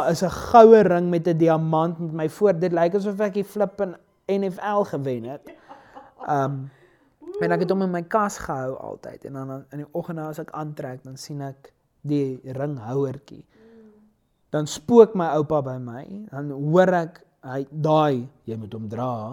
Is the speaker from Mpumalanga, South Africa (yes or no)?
no; Pretoria, Gauteng, South Africa; ek's van Pretoria